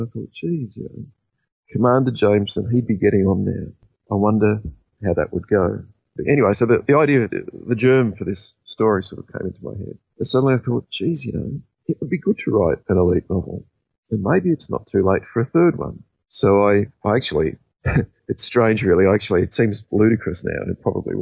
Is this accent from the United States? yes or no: no; Australia; being an Australian